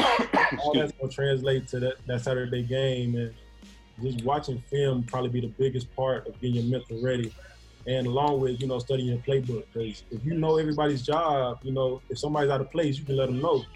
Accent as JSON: {"language": "English", "town": "Florence", "region": "Alabama", "country": "United States", "said": "a lot of people from Florence and you know my area, they go to Bama, Auburn, Mississippi State"}